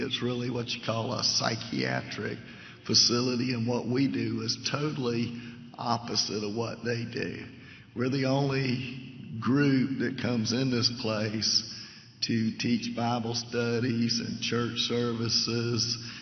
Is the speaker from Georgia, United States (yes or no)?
yes; Savannah, Georgia, United States; moved away as an adult; now in Leesville, United States; I'm originally from Savannah, and uh, got lived there almost all my life until four years ago.